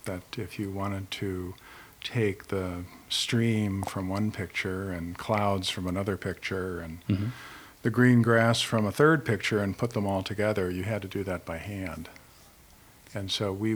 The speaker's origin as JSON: {"language": "English", "town": "Oak Park", "region": "Illinois", "country": "United States", "tie": "born or raised there", "also_born_or_lived": "Chicago / Connecticut", "moved": "as an adult", "lives_now": "Middletown, United States", "said": "I'm actually from Chicago. And I grew up in Oak Park, and I came to Connecticut to work at the Meriden Gravure Company in 1979"}